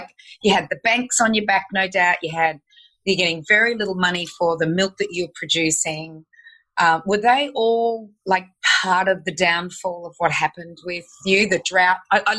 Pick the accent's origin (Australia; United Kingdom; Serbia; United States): Australia; Bendigo, Victoria; I'm from Bendigo and I'm a 1960s child.